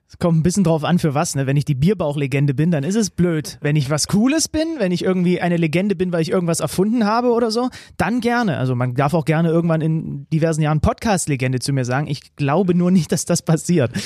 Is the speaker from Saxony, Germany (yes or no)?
yes; Zwickau, Saxony, Germany; Ich bin gebürtiger Zwickauer.